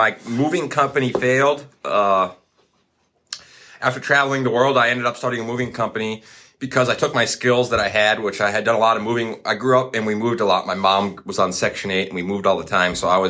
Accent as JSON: {"language": "English", "town": "Coon Rapids", "region": "Minnesota", "country": "United States", "tie": "born or raised there", "lives_now": "Duluth, United States", "said": "in the Twin Cities in Coon Rapids, Minnesota, my hometown. That's where I grew up"}